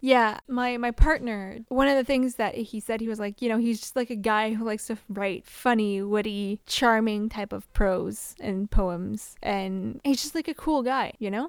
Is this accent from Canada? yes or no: yes; Canada; we're Canadian